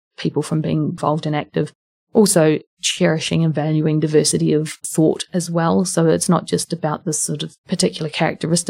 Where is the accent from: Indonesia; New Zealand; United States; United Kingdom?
New Zealand; Wellington; moved away; also born or lived in Dunedin, New Zealand; I am a Wellingtonian originally, and I had moved back to New Zealand a few years earlier